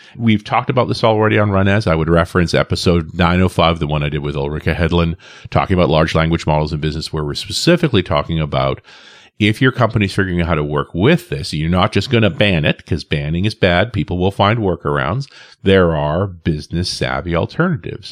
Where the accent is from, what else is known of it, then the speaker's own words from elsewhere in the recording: Canada; I'm a Canadian living next door to the U S